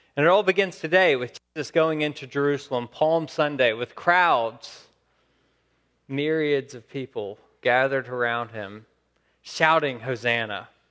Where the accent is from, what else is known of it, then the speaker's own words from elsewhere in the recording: Saskatchewan, Canada; I'm from Saskatchewan.